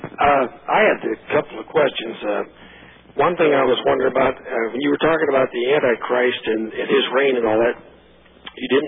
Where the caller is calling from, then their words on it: Western Ohio, United States; I'm calling you from Western Ohio.